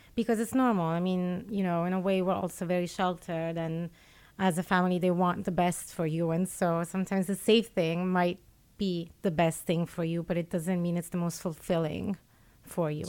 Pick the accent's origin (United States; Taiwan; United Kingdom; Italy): Italy; moved away as an adult; also born or lived in Geneva; I was born in Italy.